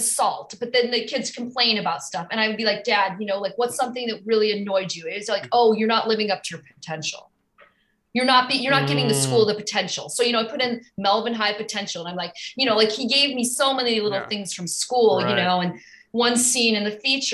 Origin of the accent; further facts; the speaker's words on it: Minnesota, United States; I'm from Minnesota.